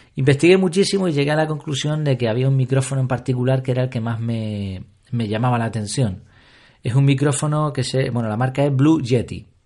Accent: Canary Islands, Spain; aquí en Canarias

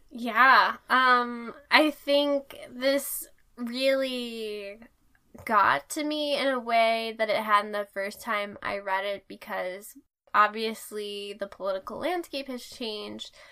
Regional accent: United States

